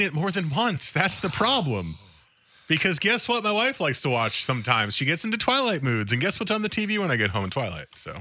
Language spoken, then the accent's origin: English; New Jersey, United States; my home state